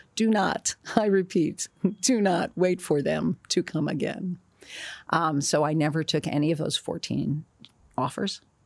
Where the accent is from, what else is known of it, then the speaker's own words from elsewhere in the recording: Newark, New Jersey, United States; I was born in Newark, New Jersey